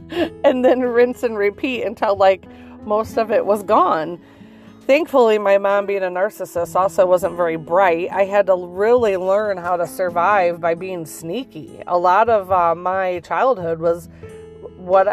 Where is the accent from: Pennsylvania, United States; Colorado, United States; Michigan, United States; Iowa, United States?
Michigan, United States; we're from Michigan